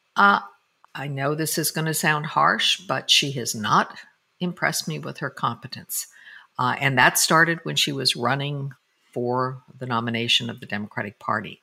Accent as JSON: {"language": "English", "town": "Denver", "region": "Colorado", "country": "United States", "tie": "born or raised there", "said": "I used to ride bus number 15 when I was growing up in Denver, Colorado"}